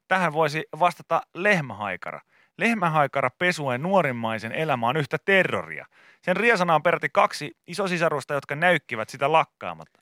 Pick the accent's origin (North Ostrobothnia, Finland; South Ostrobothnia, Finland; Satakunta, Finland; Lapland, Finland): Satakunta, Finland; Pori; Meillä Porissa